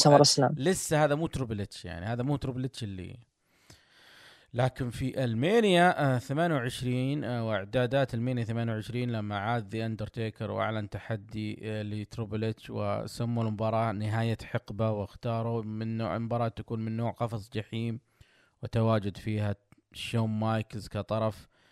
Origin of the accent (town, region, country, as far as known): Saudi Arabia